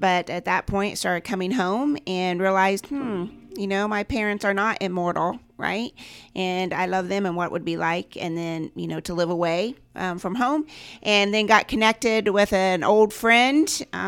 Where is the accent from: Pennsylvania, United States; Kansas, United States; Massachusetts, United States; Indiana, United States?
Indiana, United States; Randolph County; I grew up here, as I said, in Randolph County.